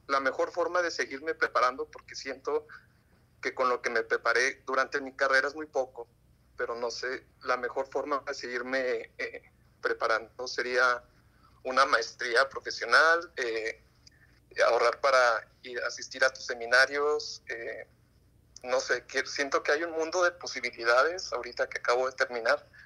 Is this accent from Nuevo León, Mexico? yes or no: yes; Santa Catarina, Nuevo León, Mexico; yo soy de Santa Catarina, de Monterrey, más o menos por ahí.